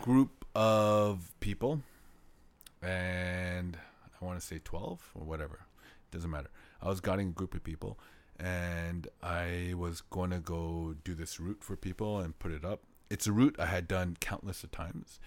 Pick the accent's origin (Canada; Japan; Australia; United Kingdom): Canada; moved away as an adult; now in South Korea; I'm from Canada.